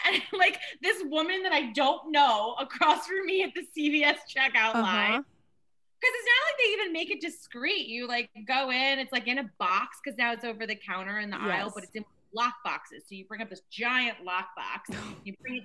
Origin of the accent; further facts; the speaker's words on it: Maryland, United States; moved away as an adult; also born or lived in New York; I'm from Maryland, so like this like small town.